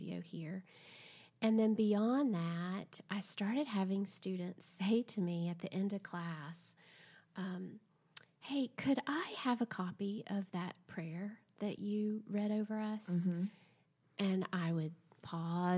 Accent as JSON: {"language": "English", "region": "Southern", "country": "United States", "accent": "Southern", "said": "my accent's too Southern"}